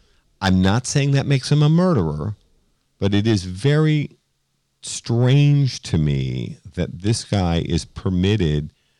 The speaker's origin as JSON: {"language": "English", "town": "Boston", "region": "Massachusetts", "country": "United States", "tie": "born or raised there", "said": "we were raised Catholic up in Boston."}